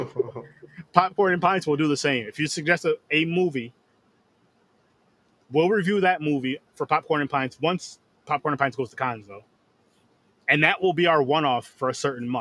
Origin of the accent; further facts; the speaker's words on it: Schenectady, New York, United States; Schenectady, New York. Yes, my hometown